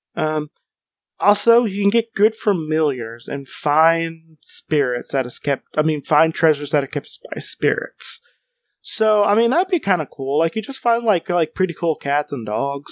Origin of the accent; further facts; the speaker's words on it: United States; as an American